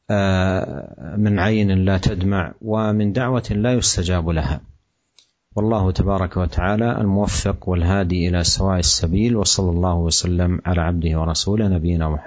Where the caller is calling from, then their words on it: Ambarawa, Central Java, Indonesia; Dari Ambarawa, Jawa Tengah Ustaz.